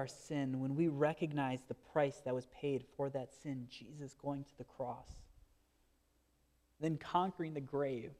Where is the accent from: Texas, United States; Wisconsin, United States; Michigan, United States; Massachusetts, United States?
Wisconsin, United States; Marinette; I grew up in Marinette, Wisconsin